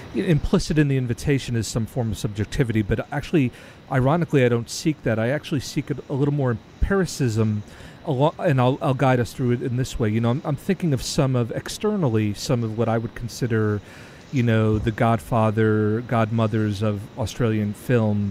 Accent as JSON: {"language": "English", "country": "United States", "said": "as an American"}